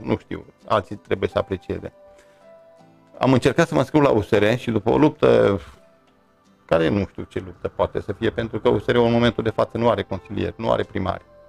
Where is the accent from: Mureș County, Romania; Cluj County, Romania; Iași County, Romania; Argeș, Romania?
Mureș County, Romania; near Iernut / Luduș; Iernu și Ludur sunt luate în vizor pentru că sunt orașele de lângă Mureș, de lângă mine, de unde m-am născut